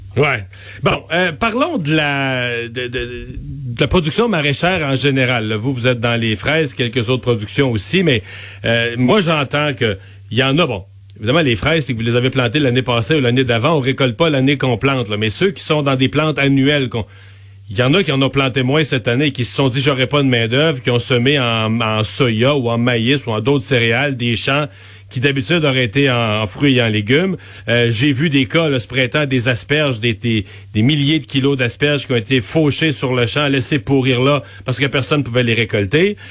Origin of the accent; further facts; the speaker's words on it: Bas-Saint-Laurent, Quebec, Canada; je vous amène dans mon coin de pays, dans le bas du fleuve